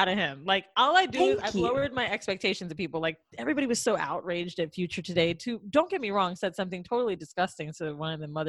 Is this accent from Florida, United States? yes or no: yes; Orlando, Florida, United States; moved away; also born or lived in New York; I'm from Orlando. Me and Mandy.